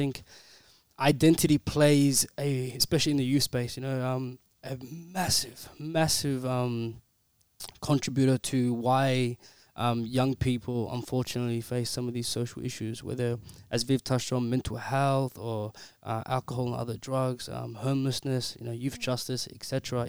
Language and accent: English; Melbourne, Victoria, Australia; as a young man living, born and raised in Melbourne, you know, I've been here my whole entire life. I face those challenges. You know, I love my African culture. I love my Somali culture. But hey, I still love my footy, and I'm still Aussie as Aussie can be.